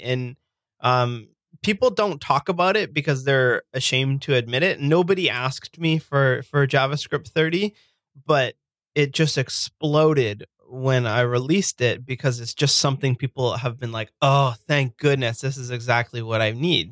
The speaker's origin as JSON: {"language": "English", "town": "Burlington", "region": "Ontario", "country": "Canada", "tie": "born or raised there", "lives_now": "Hamilton, Canada", "said": "I grew up in a, a city called Burlington, and I, I live now in uh, a city just outside of it called Hamilton"}